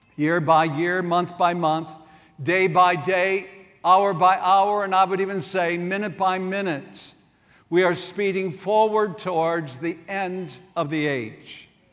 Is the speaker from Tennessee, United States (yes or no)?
no; South Dakota, United States; moved away; also born or lived in Wisconsin; I grew up in South Dakota, and over the years, I made many trips back there to see my family